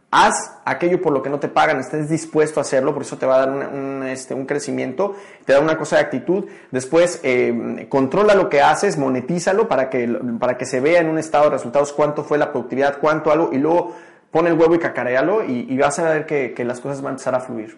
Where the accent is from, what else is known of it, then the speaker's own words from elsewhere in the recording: Mexico City, Mexico; moved away; also born or lived in Tijuana; Nací en la Ciudad de México